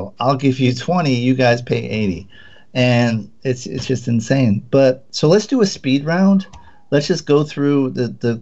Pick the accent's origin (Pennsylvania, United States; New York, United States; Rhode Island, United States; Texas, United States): Rhode Island, United States; Providence; I'm from Providence, Rhode Island